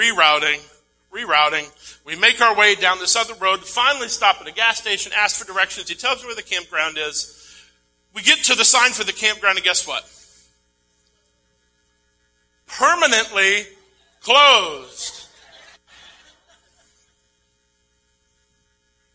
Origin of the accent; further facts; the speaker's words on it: Maine, United States; moved away; my hometown